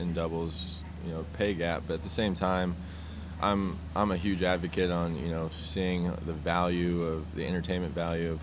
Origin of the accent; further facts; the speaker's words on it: Omaha, Nebraska, United States; I'm from Omaha